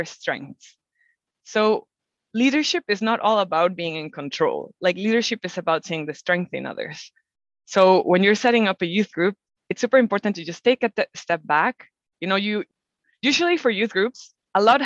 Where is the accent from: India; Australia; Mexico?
Mexico; I'm from Mexico and I'm a biologist. I've always loved nature. So I was very lucky to grow up in a country that is one of the most biodiverse in the world.